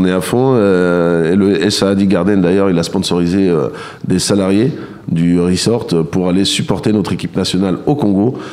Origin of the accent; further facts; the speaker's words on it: Le Havre, Normandy, France; je viens du Havre